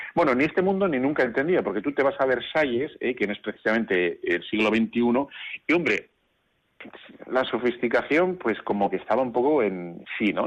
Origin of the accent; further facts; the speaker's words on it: Bilbao, Basque Country, Spain; como soy de Bilbao, tú ya sabes que yo soy de Bilbao